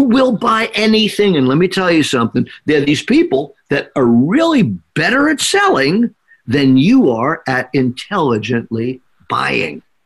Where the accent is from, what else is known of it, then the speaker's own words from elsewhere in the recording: New York, United States; when I grew up here in New York